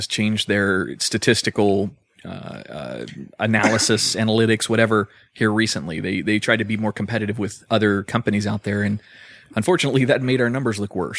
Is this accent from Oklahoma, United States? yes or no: no; Florida, United States; I'm a Florida boy.